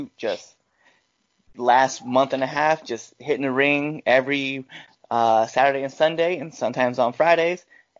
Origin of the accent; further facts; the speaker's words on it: Panama; soy panameño